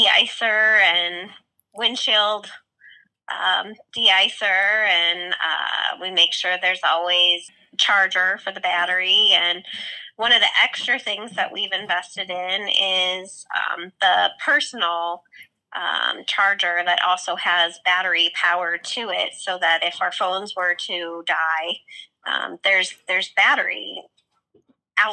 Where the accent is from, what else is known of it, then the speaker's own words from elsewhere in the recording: Chicago, Illinois, United States; also born or lived in Massachusetts / Des Moines, Iowa; now in Sioux City, United States; spent childhood in Chicago